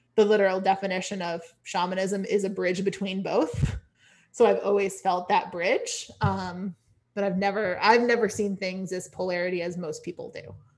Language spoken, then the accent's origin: English; Connecticut, United States; also born or lived in California / Washington, D.C. / North Carolina; now in Maine, United States; technically I was born in California but like a lot of my upbringing was Connecticut